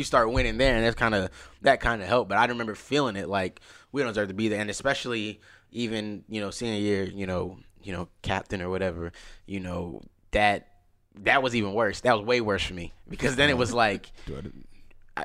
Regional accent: DeKalb County, Georgia, United States; we come from DeKalb County

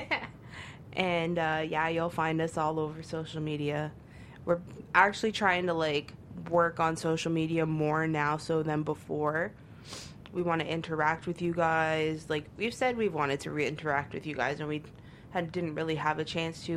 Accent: Toronto, Ontario, Canada; also born or lived in Brampton; I'm originally from Toronto, so sometimes I say I'm from Toronto. Sometimes I'll be like, yeah, yo, I'm a Brampton

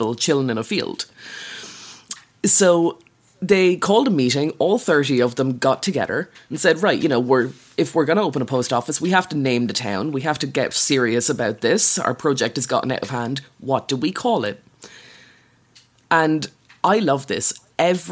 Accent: Wexford, Leinster, Ireland; I'm from Wexford and we constantly refer to ourselves as the model county

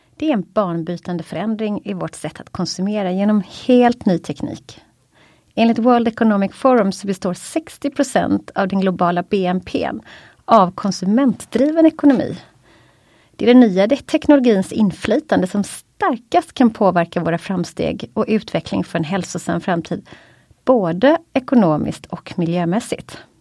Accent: Gothenburg, Västra Götaland, Sweden; vi är göteborgare

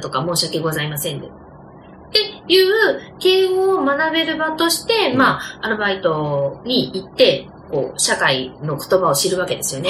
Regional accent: Nagoya, Aichi, Japan; accent: Nagoya dialect; 私は本当にひどい名古屋弁でしたし

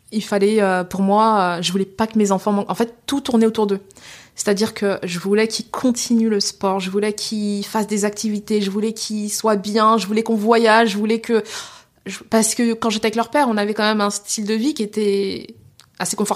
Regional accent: Senegal; veut dire femme en Wolof. Je suis sénégalaise.

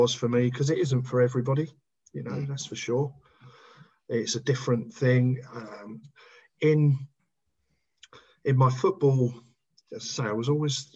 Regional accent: Hertfordshire, East of England, United Kingdom; that's the only time I'd ever played for my hometown club

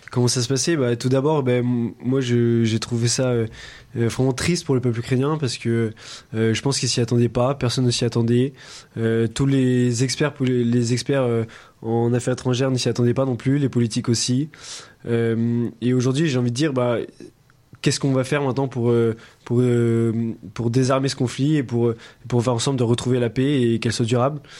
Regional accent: France; en tant que membre de l'OTAN, en tant que Français

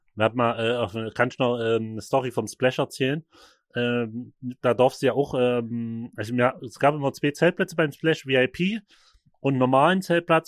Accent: Vogtland, Saxony, Germany; in der Nähe bei uns im Vogtland.

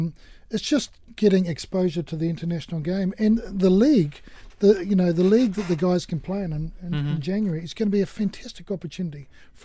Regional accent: Australia; No, firstly, as an Australian, was brave to mention rugby, but we won't go there.

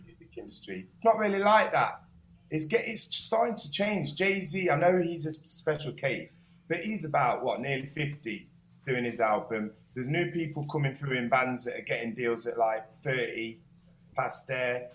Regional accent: Nottingham, East Midlands, United Kingdom; I am from Nottingham

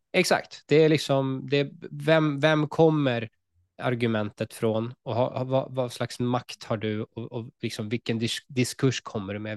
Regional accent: Sweden; som svensk jude

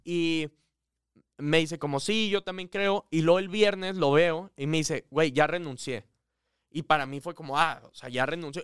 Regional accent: Monterrey, Nuevo León, Mexico; moved away as an adult; regio al 100%, viví aquí toda mi vida, luego a los 18 me fui

